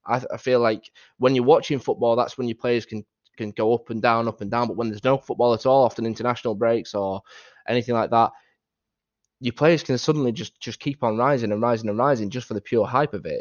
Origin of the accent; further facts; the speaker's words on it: Doncaster, Yorkshire and the Humber, United Kingdom; accent: northern; as you can tell from, from, from my accent, I live up north in a place called Doncaster